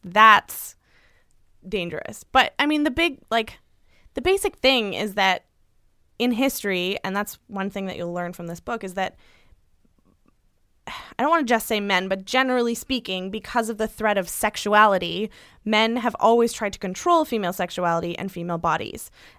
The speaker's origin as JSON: {"language": "English", "region": "the South", "country": "United States", "tie": "born or raised there", "said": "I grew up in the South, and even though everyone drinks, you still get the stink eye if you are drinking."}